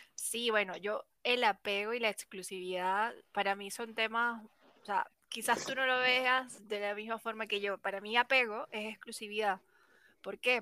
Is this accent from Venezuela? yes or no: yes; Venezuela; moved away as an adult; now in Chile; yo soy venezolana, pero en este momento me encuentro viviendo en Chile. Llevo ya cinco años, pero soy de Venezuela